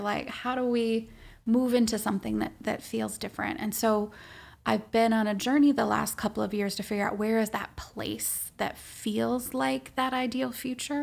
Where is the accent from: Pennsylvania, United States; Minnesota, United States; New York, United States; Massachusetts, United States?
Minnesota, United States; also born or lived in Washington, D.C.; I'm Minnesotan, born and bred